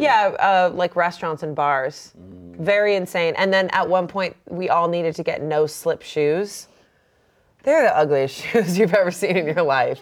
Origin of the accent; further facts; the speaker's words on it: Massachusetts, United States; moved away as an adult; now in Los Angeles, United States; I grew up in Massachusetts, and it was always like in winter, it was below freezing